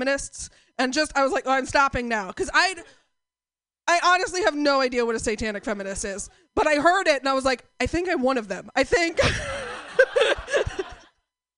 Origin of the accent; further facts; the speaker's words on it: Portland, United States; I'm from Portland